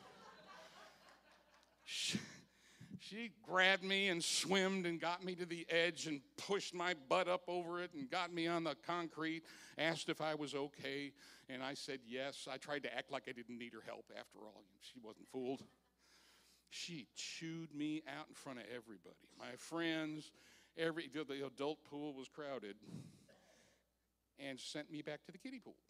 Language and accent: English; Park Ridge, Illinois, United States; I was raised in Park Ridge, Illinois